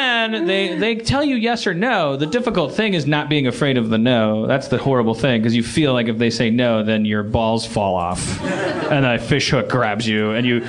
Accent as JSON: {"language": "English", "region": "Wisconsin", "country": "United States", "said": "I'm from Wisconsin"}